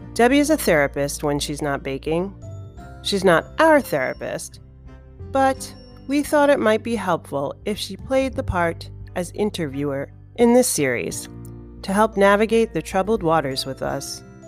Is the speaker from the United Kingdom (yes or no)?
no; New York City, New York, United States; also born or lived in Brooklyn; I grew up here. I, you know, been living in Brooklyn for, um, thirty years and, you know, I grew up in Queens and Manhattan